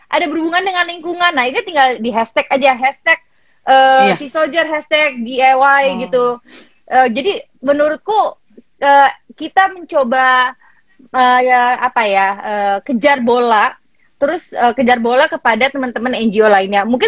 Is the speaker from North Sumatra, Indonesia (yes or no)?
no; Gresik, East Java, Indonesia; … di Gresik, soalnya aku dari Gresik.